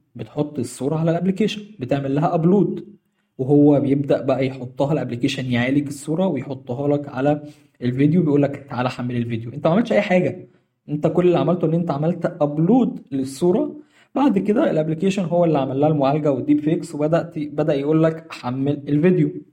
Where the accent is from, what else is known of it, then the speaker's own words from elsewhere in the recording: Egypt; عندنا في مصر